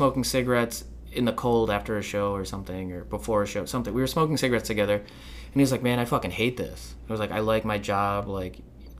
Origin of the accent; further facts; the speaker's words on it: Philippines; I think that's why I'm angry all the time, because I'm Filipino.